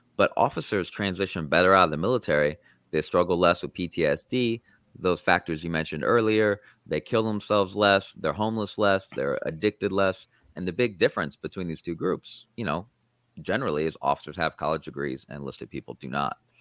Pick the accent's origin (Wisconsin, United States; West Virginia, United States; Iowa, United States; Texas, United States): Iowa, United States; I grew up in Iowa